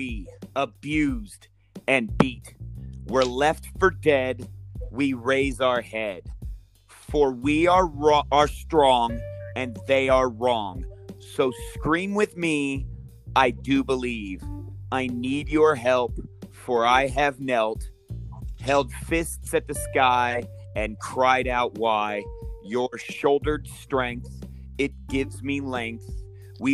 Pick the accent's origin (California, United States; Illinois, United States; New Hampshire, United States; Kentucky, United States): California, United States; Modesto; also born or lived in Fresno, California / Yosemite National Park / San Francisco; I was born in Fresno, California, and raised in Modesto and in Yosemite National Park.